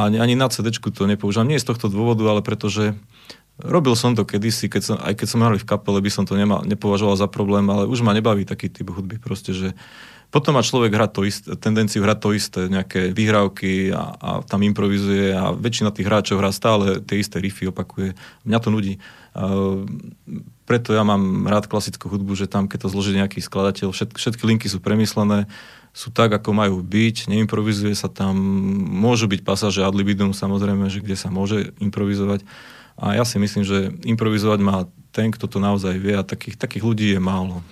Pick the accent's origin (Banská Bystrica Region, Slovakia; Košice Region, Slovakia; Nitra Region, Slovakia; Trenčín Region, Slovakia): Banská Bystrica Region, Slovakia; Zvolen; u nás je zvolené moje rodné mesto